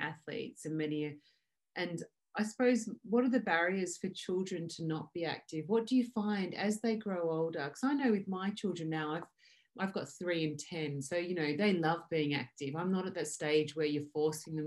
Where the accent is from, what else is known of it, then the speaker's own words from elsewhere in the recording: Australia; when I grew up in Australia